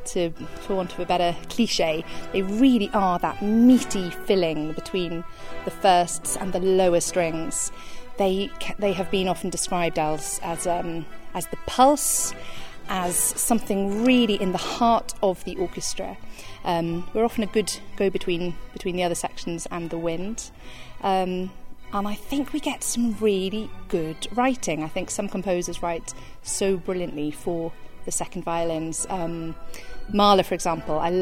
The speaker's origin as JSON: {"language": "English", "town": "Swansea", "region": "Wales", "country": "United Kingdom", "tie": "born or raised there", "accent": "lilt of the valleys", "said": "I come from the Mumbles, which is in Swansea on the coast in a very beautiful part of South Wales. Yeah, I grew up there"}